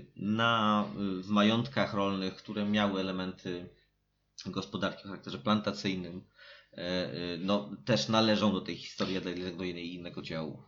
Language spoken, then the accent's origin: Polish; Warsaw, Masovian Voivodeship, Poland; jesteśmy z Warszawy